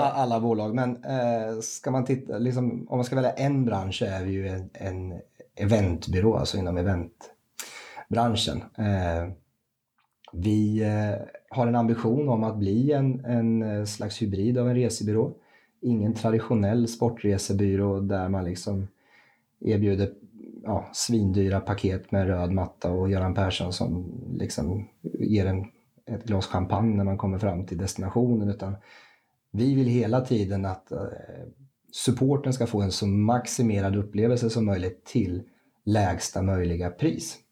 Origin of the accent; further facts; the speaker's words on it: Rimforsa, Östergötland, Sweden; also born or lived in Gävle / United States; flyttlasset gick ner till eh, mina hemtrakter, Wimforsa, som ligger strax utanför Linköping som ettåring